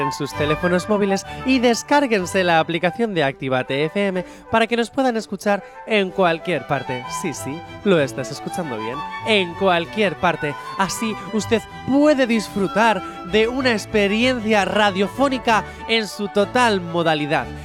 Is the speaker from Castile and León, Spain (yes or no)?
no; Canary Islands, Spain; Y que somos canarios.